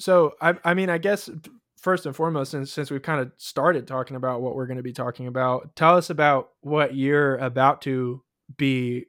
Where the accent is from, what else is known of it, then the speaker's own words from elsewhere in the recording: California, United States; So I grew up in Southern California, and I went to a small private school growing up